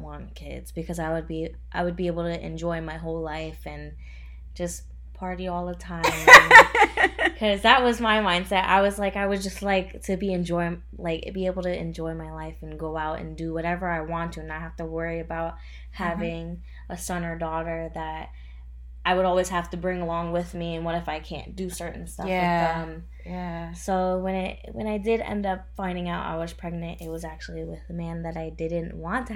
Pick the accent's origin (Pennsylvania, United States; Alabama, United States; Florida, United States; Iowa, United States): Pennsylvania, United States; the Poconos; I'm from the Poconos in Pennsylvania.